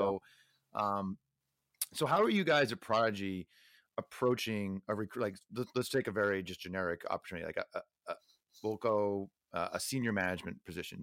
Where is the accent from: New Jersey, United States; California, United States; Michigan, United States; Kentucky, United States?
New Jersey, United States; Neptune; moved away; I grew up in Neptune, New Jersey